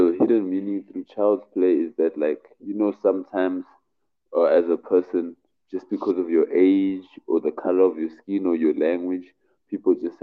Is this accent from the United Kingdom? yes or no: no; Cape Town, Western Cape, South Africa; I'm from Cape Town, South Africa.